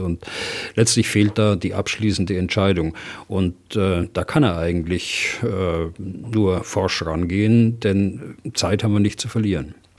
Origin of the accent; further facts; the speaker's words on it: Germany; bei uns in Deutschland